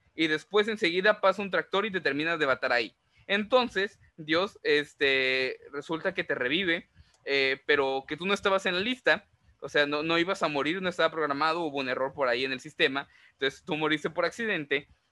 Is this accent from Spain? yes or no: no; Mexico; also born or lived in Veracruz; nosotros como mexicanos